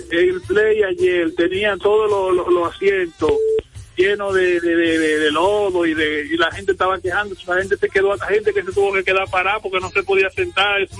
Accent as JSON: {"language": "Spanish", "region": "La Vega", "country": "Dominican Republic", "said": "Yo lo que quiero, yo soy de La Vega y soy aguilucho de chiquitico."}